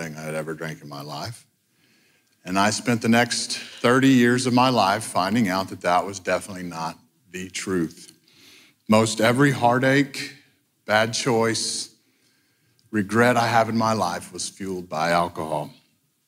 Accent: Hondo, Texas, United States; I was born in Hondo, Texas, the youngest of seven kids

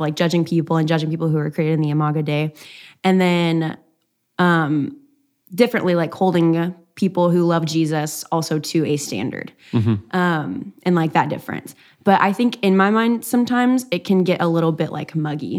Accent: East Texas, United States; I'm from East Texas, and so it's, like, a lot of Baptists

